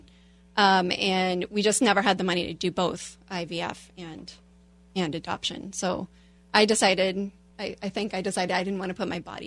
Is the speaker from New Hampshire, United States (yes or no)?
yes; Hudson, New Hampshire, United States; now in Lake Forest, United States; I'm from Hudson, New Hampshire.